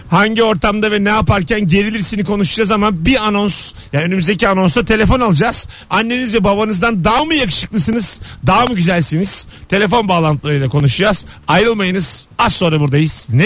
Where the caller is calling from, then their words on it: İzmir, Turkey; Merhaba Barış ben İzmir'den.